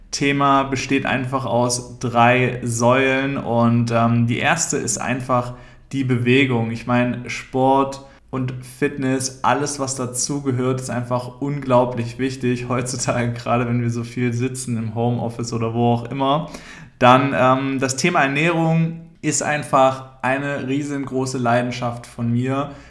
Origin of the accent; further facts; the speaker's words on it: Küchheiling, Thuringia, Germany; Ich komme ursprünglich aus Thüringen, aus einem relativ kleinen Dorf, das heißt Küchheiling. Vielleicht kennst du das oder sagt dir das was. Auf jeden Fall. Es ist da einfach sehr ländlich, sehr ruhig.